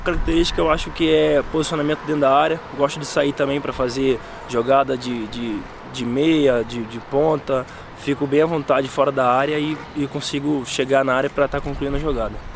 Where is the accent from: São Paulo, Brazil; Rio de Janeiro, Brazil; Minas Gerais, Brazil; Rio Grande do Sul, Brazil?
Rio de Janeiro, Brazil; São Gonçalo; moved away; eu vim da cidade do Rio de Janeiro, São Gonçalo